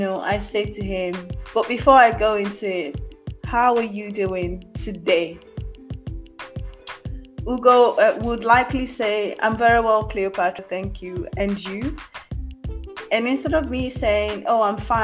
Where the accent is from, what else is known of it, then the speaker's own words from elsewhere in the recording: Nigeria; also born or lived in Mauritius; I'm Nigerian